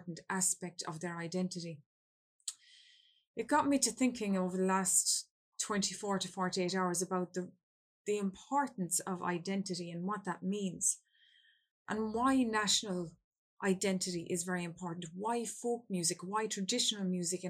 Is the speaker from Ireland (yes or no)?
yes; Ireland; I come from Ireland